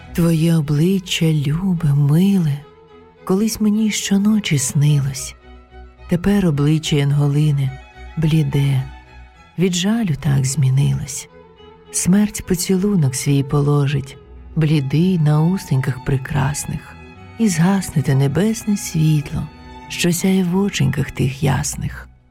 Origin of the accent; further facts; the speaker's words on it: Kyiv, Ukraine; moved away as an adult; now in Aarau, Switzerland; Я українка, киянка